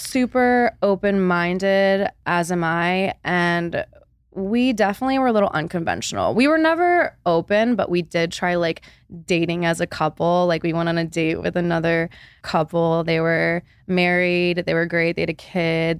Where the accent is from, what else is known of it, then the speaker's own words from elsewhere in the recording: Charlotte, North Carolina, United States; I'm Born and raised in Charlotte, moved back home